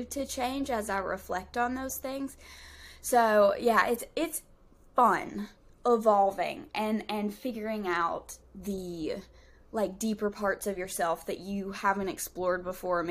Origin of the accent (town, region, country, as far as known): Southern, United States; accent: Southern drawl